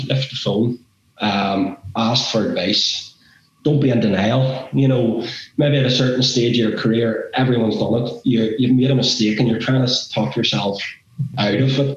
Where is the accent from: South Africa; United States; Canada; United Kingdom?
United Kingdom; Northern Ireland; We're referees from Northern Ireland.